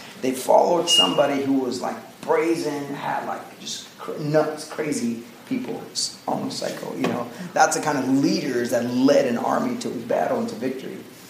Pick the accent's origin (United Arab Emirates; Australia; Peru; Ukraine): United Arab Emirates; Dubai; I grew up in Dubai, so that area is like really close to our hearts.